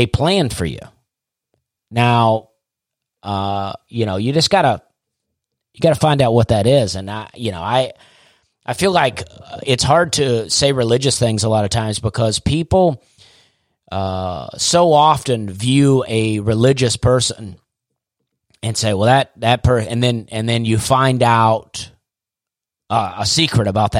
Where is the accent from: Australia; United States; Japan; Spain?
United States; Alabama; I'm from Alabama